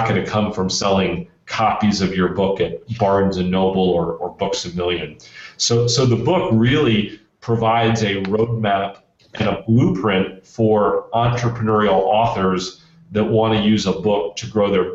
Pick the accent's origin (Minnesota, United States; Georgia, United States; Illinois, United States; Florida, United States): Florida, United States; Central; I grew up in Central Florida